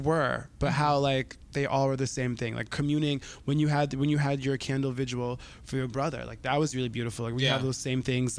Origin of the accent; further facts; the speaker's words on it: Egypt; moved away; I am from North Africa. I'm Egyptian